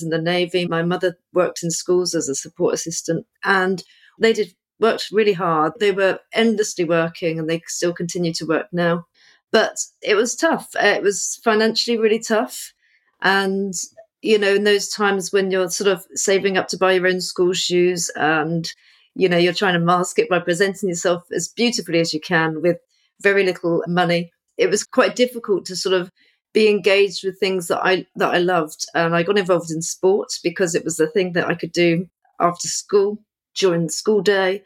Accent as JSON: {"language": "English", "town": "Portsmouth", "region": "South East England", "country": "United Kingdom", "tie": "born or raised there", "also_born_or_lived": "Crystal Palace, London", "moved": "yes", "lives_now": "London, United Kingdom", "said": "I'm originally from Portsmouth, which is on the south coast. So I lived by the sea as a child, but now I'm a London girl now."}